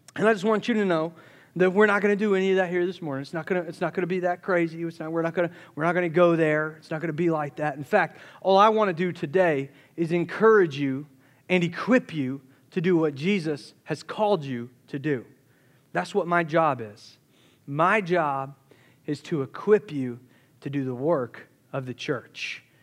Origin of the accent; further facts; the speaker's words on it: Charleston, South Carolina, United States; moved away; I grew up in Charleston, South Carolina